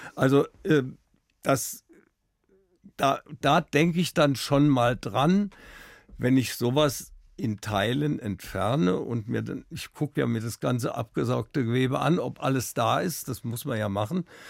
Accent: Wiesbaden, Hesse, Germany; born or raised there; now in Munich, Germany

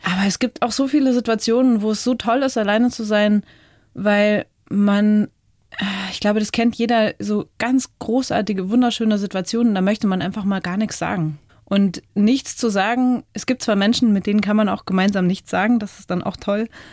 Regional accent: Chiemgau, Bavarian Alps, Germany; also born or lived in United States; Aufgewachsen bin ich in den Bayerischen Alpen

